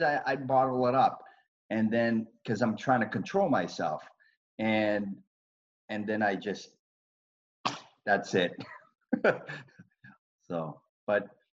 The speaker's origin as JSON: {"language": "English", "town": "Boston", "region": "Massachusetts", "country": "United States", "tie": "born or raised there", "said": "growing up in Southie at that time, it was a good place, but it was a tough place to grow up"}